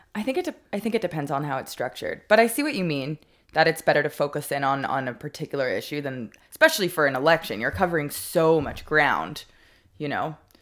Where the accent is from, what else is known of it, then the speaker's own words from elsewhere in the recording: Montreal, Quebec, Canada; my childhood synagogue, uh, in Montreal